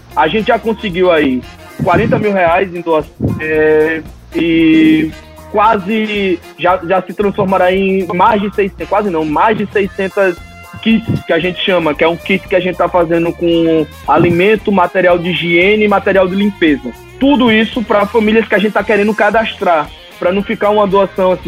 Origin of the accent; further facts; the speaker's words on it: Natal, Rio Grande do Norte, Brazil; eu sou de Natal, estudei minha vida toda em Natal, minha faculdade foi em Natal